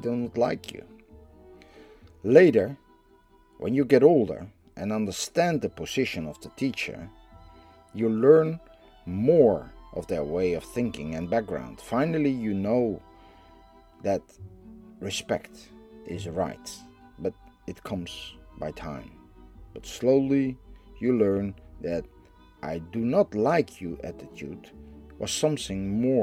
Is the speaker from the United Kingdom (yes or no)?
no; Netherlands; I am from the Netherlands